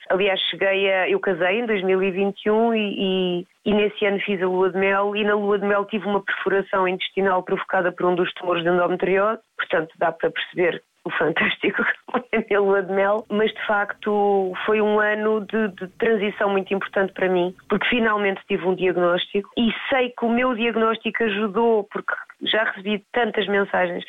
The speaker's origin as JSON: {"language": "Portuguese", "country": "Portugal", "tie": "born or raised there", "also_born_or_lived": "Mozambique", "said": "acabei por vir com a minha mãe para Portugal"}